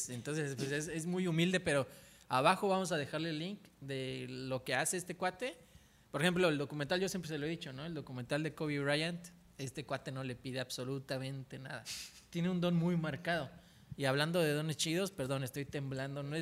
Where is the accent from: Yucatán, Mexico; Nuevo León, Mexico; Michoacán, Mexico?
Yucatán, Mexico; Tizimín; now in Cancún, Mexico; yo soy de Tizimín, Yucatán.